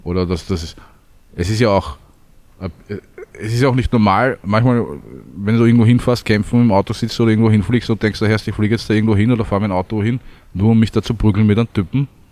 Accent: Vienna, Austria; also born or lived in Südstadt, Lower Austria; also geboren in Wien

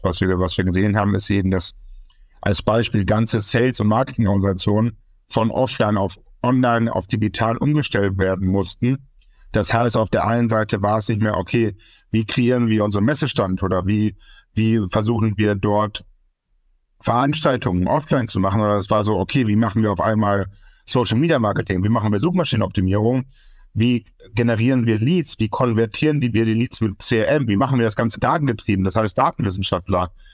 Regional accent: Münster, North Rhine-Westphalia, Germany; gebürtig aus Münster, Westfalen

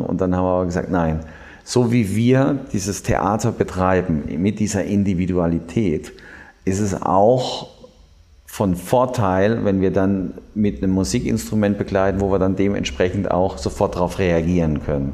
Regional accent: Heidelberg, Baden-Württemberg, Germany; moved away; Ich komme ursprünglich aus Heidelberg

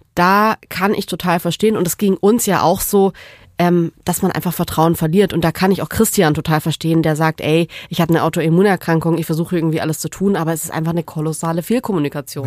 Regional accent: Southern Germany, Germany; now in Berlin, Germany; ich komme aus Süddeutschland, bei uns gibt's die Kehrwoche.

